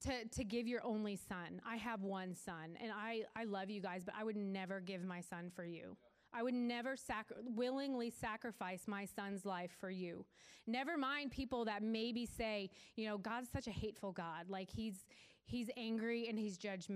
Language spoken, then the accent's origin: English; Weymouth, Massachusetts, United States; So we lived south of Boston. I'm from Weymouth